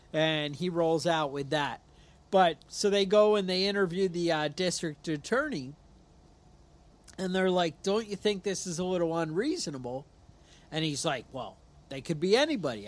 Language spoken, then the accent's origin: English; New York, United States; I'm from New York